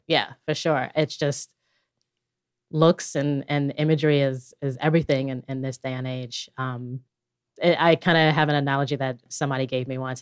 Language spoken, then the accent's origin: English; Chattanooga, Tennessee, United States; born or raised there; also born or lived in Bronx, New York